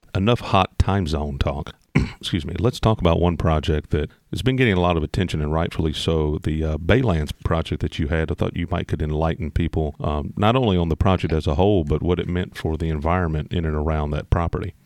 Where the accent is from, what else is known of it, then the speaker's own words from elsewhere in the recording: Indiana, United States; I grew up in Indiana